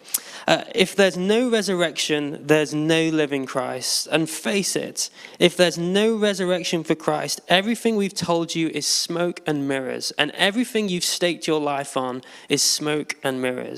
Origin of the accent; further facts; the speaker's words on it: Derbyshire, East Midlands, United Kingdom; moved away as an adult; now in London, United Kingdom; I'm originally from Derbyshire